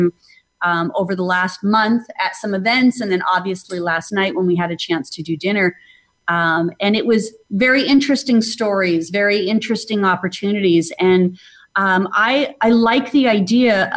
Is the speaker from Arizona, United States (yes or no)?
yes; Phoenix, Arizona, United States; moved away as an adult; now in Atlanta, United States; I grew up in Phoenix, Arizona, and I recently moved to Atlanta, Georgia.